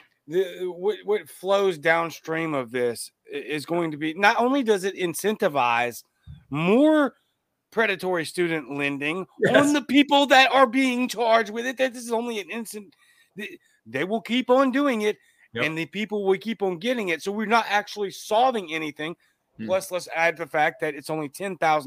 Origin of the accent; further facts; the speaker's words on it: Louisiana, United States; now in Mississippi, United States; I'm from Louisiana